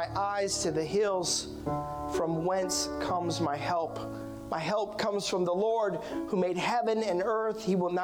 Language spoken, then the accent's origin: English; Iowa, United States; I was born and raised in Iowa